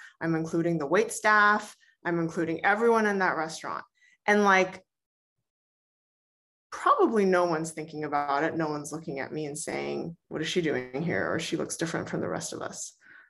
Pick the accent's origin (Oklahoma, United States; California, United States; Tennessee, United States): California, United States; Bay Area; also born or lived in New Hampshire; I grew up in the Bay Area.